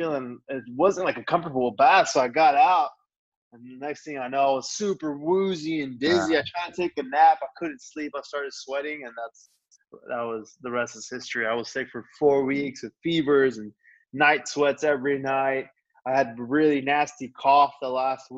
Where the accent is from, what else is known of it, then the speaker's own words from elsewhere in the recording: Texas, United States; I was born in Texas, and my mom and dad are both from Mexico.